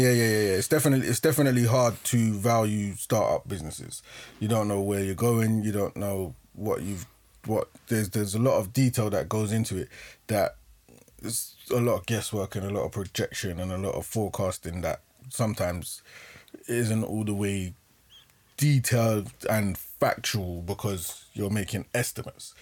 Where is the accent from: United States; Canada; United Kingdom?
United Kingdom; London; we grew up in Acton, Shepherd's Bush